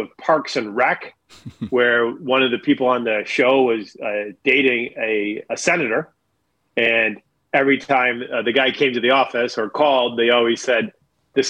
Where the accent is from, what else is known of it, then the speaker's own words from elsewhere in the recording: Buffalo area, New York, United States; I grew up in a pretty blue-collar environment.